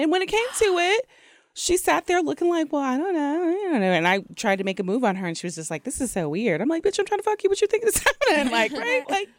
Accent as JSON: {"language": "English", "town": "Long Beach", "region": "California", "country": "United States", "said": "I'm 25. I'm from Long Beach, California, and I like Long Beach on the long walks on the beach and pina coladas."}